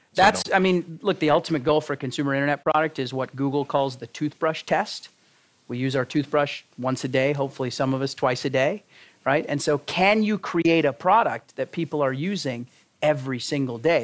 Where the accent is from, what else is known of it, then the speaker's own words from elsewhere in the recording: Texas, United States; moved away; John and I know from growing up in Texas, that's not the way we grew up